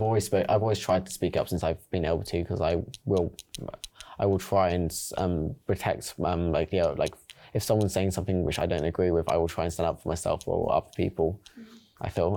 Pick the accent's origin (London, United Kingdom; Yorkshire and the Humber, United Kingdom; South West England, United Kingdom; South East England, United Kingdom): London, United Kingdom; now in Surrey, United Kingdom; I'm from South London, East London, like, I've lived around London and I also live in Surrey now